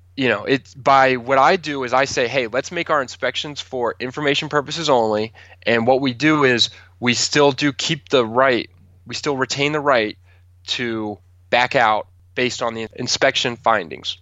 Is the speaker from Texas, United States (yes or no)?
no; Calvert County, Maryland, United States; moved away as an adult; also born or lived in New York City; I moved from New York City back to Calvert County